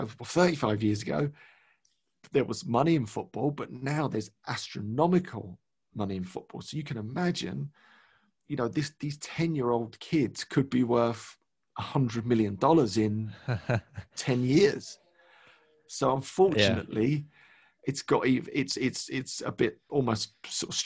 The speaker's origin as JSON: {"language": "English", "region": "London", "country": "United Kingdom", "tie": "born or raised there", "said": "born and raised in London, East London"}